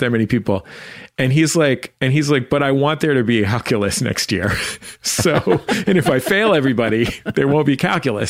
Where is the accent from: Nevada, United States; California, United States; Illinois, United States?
California, United States; San Francisco; I grew up in the Mission District of San Francisco